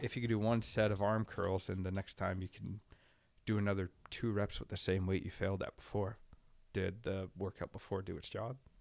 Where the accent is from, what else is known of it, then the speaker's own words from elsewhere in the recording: Sam Valley, British Columbia, Canada; I grew up in Sam Valley